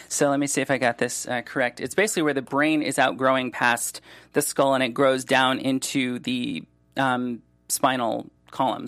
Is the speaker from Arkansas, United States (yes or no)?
no; Solon, Ohio, United States; now in Los Angeles, United States; I grew up in Solon